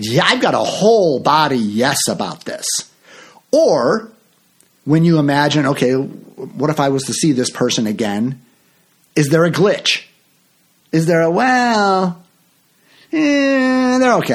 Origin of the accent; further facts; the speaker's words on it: Chicago, Illinois, United States; also born or lived in Florida; I'm from Chicago